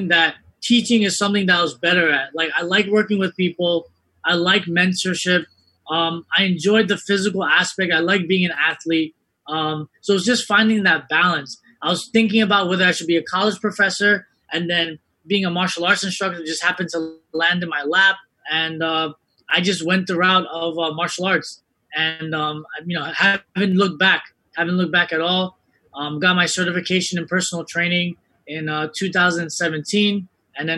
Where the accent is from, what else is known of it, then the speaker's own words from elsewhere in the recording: New York City, New York, United States; I'm a New Yorker, man. I raised in Queens, went to high school in Brooklyn